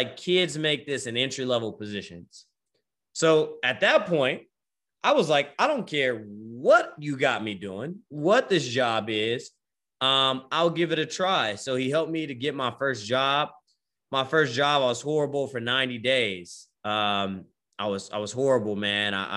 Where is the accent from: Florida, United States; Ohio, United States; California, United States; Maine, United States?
California, United States; Bay Area; moved away as an adult; also born or lived in Richmond, California / Vallejo, California / Oakland, California / Stockton, California; now in Austin, United States; I'm from the Bay Area, right? Born and raised. We moved around a lot